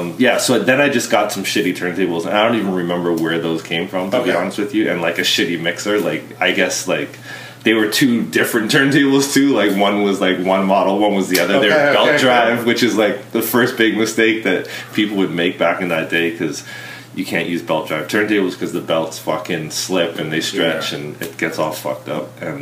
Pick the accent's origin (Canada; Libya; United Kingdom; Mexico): Canada; Vancouver, British Columbia; born there; also born or lived in Bermuda; I was born in Vancouver.